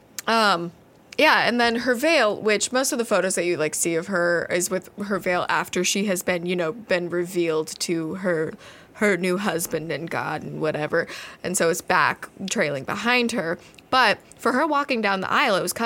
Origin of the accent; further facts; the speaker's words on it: United States; accent: American; We're Americans.